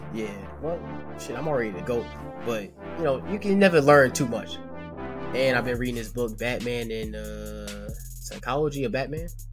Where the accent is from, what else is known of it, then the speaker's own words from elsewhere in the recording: New York, United States; I was born in New York